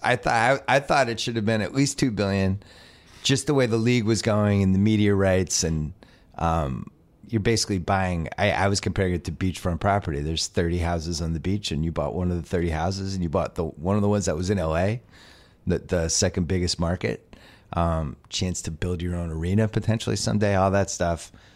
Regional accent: Boston, Massachusetts, United States; now in Los Angeles, United States; I'm from Boston

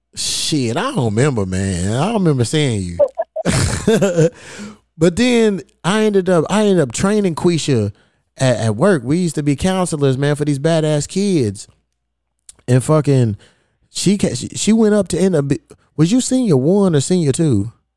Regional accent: Louisville, Kentucky, United States; moved away as an adult; now in Los Angeles, United States; I ain't have no team growing up. You know, I'm from Louisville, Kentucky. We ain't had no pro team

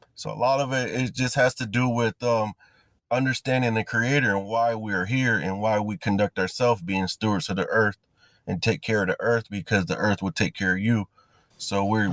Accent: Battle Creek, Michigan, United States; I am from, actually, it's um, Battle Creek

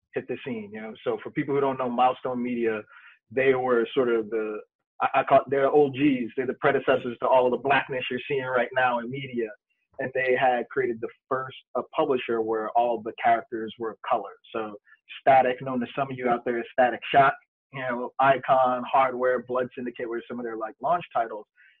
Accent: New York City, New York, United States; I was a broke kid growing up in Brooklyn

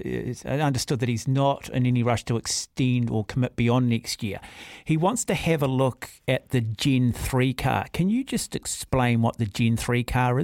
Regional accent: Auckland, New Zealand; growing up in Mount Albert

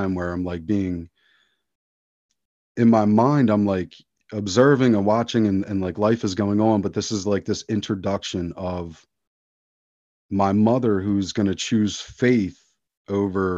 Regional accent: outside of Philadelphia, Pennsylvania, United States; I grew up very secular outside of Philadelphia, Pennsylvania

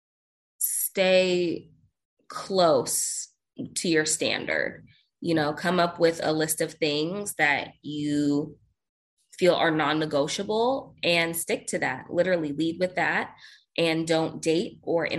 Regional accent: Seattle, Washington, United States; now in Austin, United States; I'm originally from Seattle, Washington

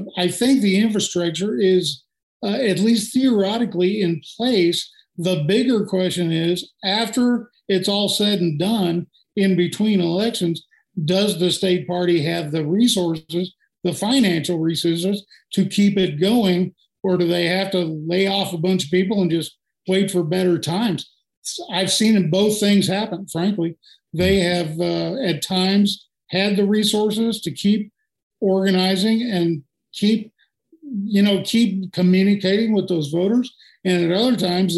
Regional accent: Houston, Texas, United States; now in Marathon, United States; I was born in Houston

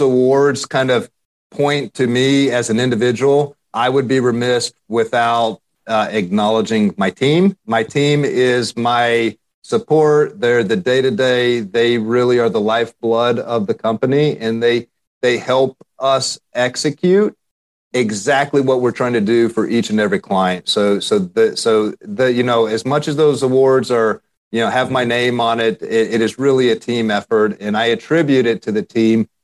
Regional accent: Central Texas, United States; I grew up in Central Texas

